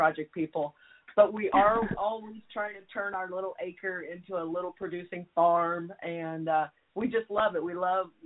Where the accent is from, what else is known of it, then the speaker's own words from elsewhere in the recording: Jefferson City, Missouri, United States; moved away as an adult; also born or lived in Kansas City / Kansas; now in Texas, United States; I grew up in Jeff City, as you know, and I lived there until my late 20s